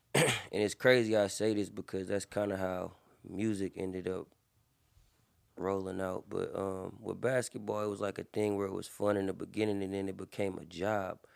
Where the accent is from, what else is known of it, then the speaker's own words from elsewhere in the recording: Berkeley, California, United States; also born or lived in Antioch, California; I was born in Berkeley. Most of my family, um, is rooted in Berkeley